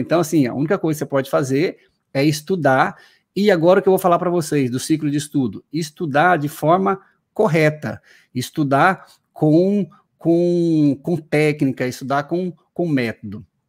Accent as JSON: {"language": "Portuguese", "region": "Paraná", "country": "Brazil", "tie": "born or raised there", "moved": "yes", "lives_now": "Recife, Brazil", "said": "Eu nasci no Paraná"}